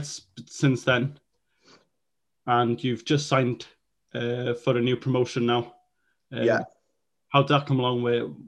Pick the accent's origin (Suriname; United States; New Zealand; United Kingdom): United Kingdom; Welsh, Wales; both of us being Welsh, fluent Welsh speakers